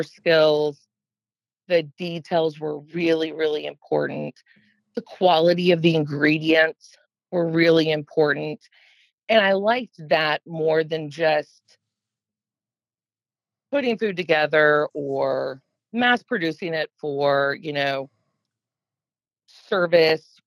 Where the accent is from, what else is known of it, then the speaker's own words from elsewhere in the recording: Gwinnett County, Georgia, United States; also born or lived in Savannah; I grew up in Gwinnett County, Georgia